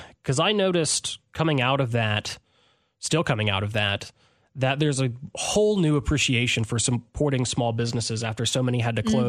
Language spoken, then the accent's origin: English; Clarksville, Tennessee, United States; but I grew up in Clarksville, and a lot of my friends wanted me to come back and bring that same flavor and taste to Clarksville.